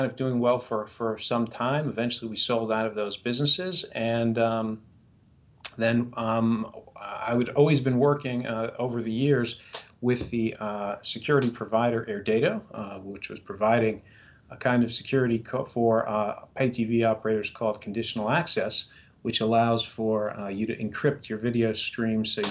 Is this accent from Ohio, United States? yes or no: no; New York City, New York, United States; moved away as an adult; I'm originally from New York City. That's where I was sort of born and raised